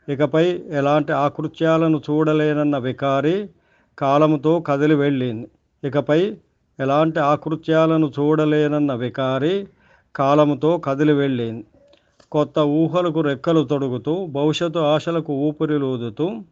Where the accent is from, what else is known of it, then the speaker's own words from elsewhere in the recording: Jangaon, Telangana, India; మా ఊరు జనగామ